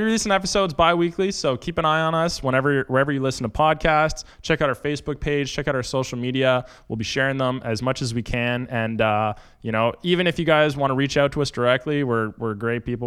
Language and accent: English; Kemptville, Ontario, Canada; moved away as an adult; now in Windsor, Canada; originally, I'm from a small town just south of Ottawa called Kemple, Ontario.